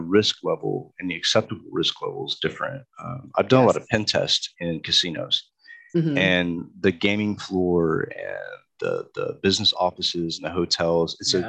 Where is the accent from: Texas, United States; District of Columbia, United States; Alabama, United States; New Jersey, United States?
District of Columbia, United States; Washington; also born or lived in London; now in Chattanooga, United States; I'm actually from DC myself. I was born at Walter Reed.